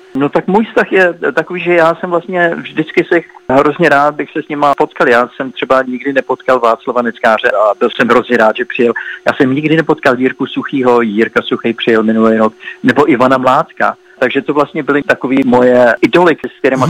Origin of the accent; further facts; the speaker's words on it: Prague, Czechia; also born or lived in Sweden; now in New York, United States; Já mám domov v Praze, protože jsem narozen v Praze.